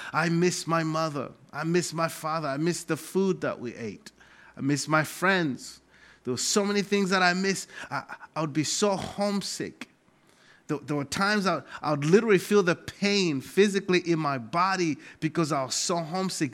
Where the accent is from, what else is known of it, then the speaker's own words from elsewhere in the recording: Malawi; moved away as an adult; now in United States; I come from Malawi, Africa